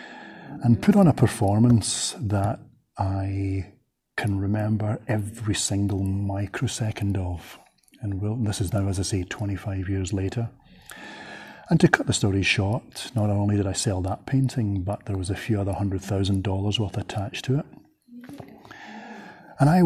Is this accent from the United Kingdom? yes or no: yes; Glasgow, Scotland, United Kingdom; I'm from sunny Glasgow in Scotland.